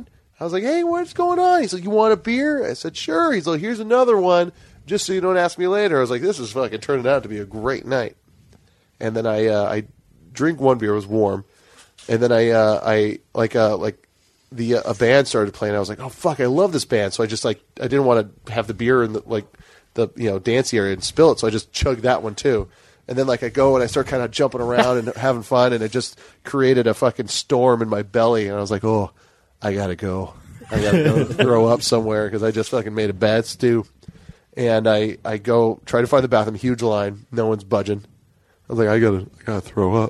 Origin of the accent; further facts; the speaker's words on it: Hawaii, United States; moved away; I'm from Hawaii